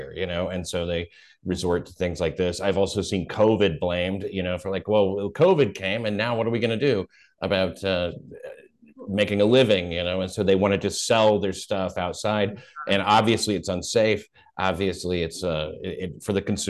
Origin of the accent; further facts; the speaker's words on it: Tennessee, United States; moved away; I grew up in Tennessee